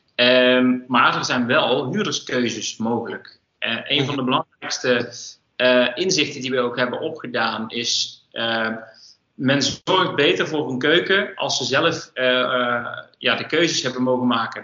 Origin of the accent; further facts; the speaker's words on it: North Brabant, Netherlands; we komen alle twee uit Brabant